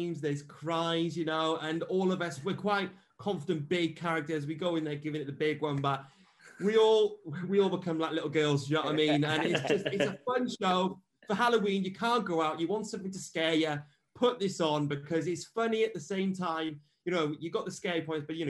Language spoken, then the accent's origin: English; Wales, United Kingdom; I'm from Wales